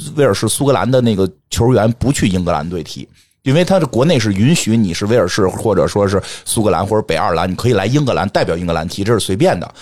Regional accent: Beijing, China; accent: Beijing; 有点北京口音

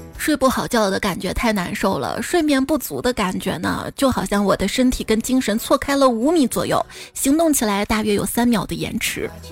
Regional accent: Xi'an, Shaanxi, China; 作为一个西安人啊

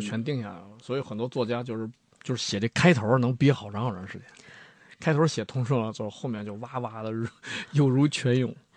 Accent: Heilongjiang, China; 就我黑龙江人

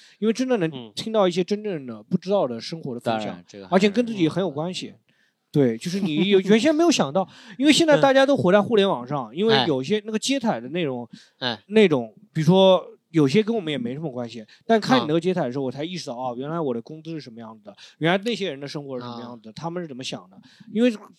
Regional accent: Suqian, Jiangsu, China; 就苏北，比如说我老家宿迁市

